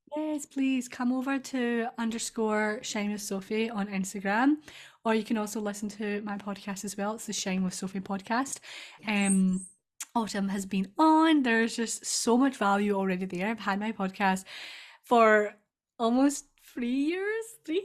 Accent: Scotland, United Kingdom; accent: Scottish; I'm Scottish

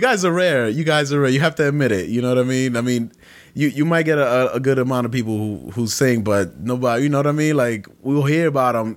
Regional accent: Brooklyn, New York, United States; moved away; I'm from Brooklyn my whole life

